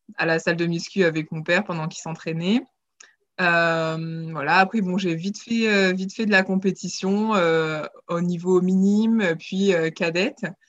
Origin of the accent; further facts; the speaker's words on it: Nice, Provence-Alpes-Côte d'Azur, France; je, suis originaire de Nice, euh, là où j'ai commencé l'aviron grâce à mon papa